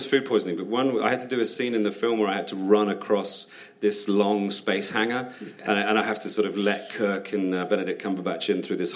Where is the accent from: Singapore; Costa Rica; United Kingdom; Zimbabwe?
United Kingdom; as a Brit